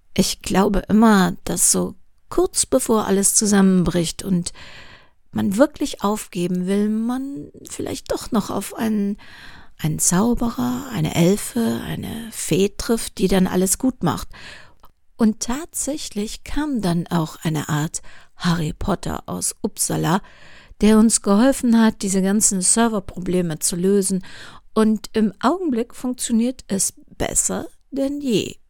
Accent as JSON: {"language": "German", "town": "Cologne", "region": "North Rhine-Westphalia", "country": "Germany", "said": "Kölnerin bin, was man natürlich hier und da schon mal hört"}